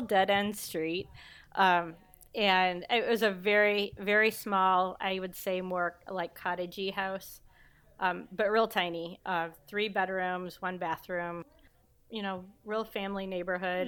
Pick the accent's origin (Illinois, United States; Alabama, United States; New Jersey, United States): Illinois, United States; Kewanee; moved away; also born or lived in Chicago; I'm from Kewanee. It's about, um, two and a half hours southwest of Chicago